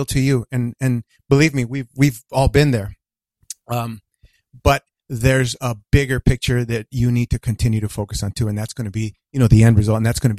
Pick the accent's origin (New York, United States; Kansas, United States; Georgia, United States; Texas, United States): Texas, United States; El Paso; I was born and raised in El Paso, Texas.